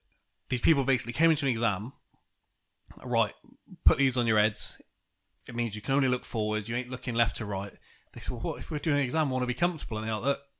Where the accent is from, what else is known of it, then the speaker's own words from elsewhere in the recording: United Kingdom; as a Brit